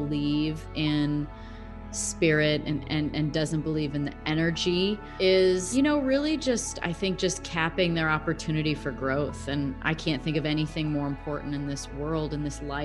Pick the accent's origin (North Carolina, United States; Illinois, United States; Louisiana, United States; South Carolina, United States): Illinois, United States; Roscoe; now in Scottsdale, United States; I'm from Roscoe, Illinois, but I live in Scottsdale, Arizona